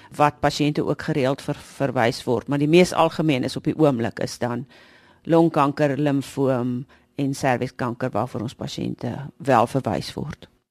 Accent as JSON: {"language": "Afrikaans", "country": "South Africa", "said": "ons as Suid-Afrikaners"}